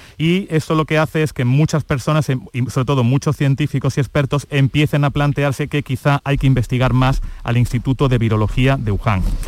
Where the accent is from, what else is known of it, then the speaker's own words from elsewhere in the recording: Córdoba, Andalusia, Spain; now in China; yo soy cordobés y me pilláis ahora aquí de vacaciones en España